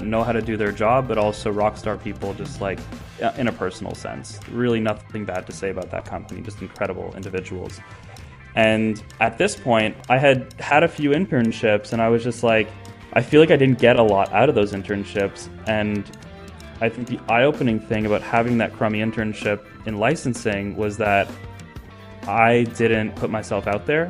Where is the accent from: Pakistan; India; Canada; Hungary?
Canada; also born or lived in New York / United Kingdom; when I was just from Canada